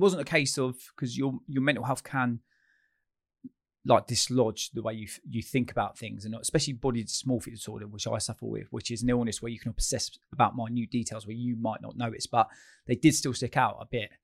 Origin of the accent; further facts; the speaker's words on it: Chalfont St Giles, South East England, United Kingdom; I grew up in a little village called Chalfont Saint Giles, which is junction, near junction two on the M forty, Beaconsfield